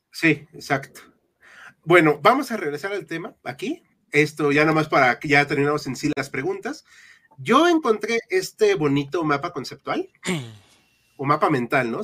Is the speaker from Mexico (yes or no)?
yes; Mexico; somos mexicanos